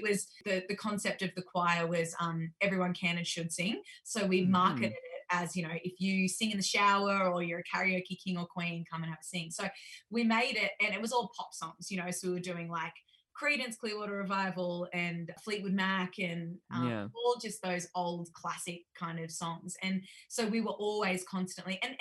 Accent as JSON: {"language": "English", "town": "Tamworth", "region": "New South Wales", "country": "Australia", "accent": "country twang", "said": "I'm from Tamworth"}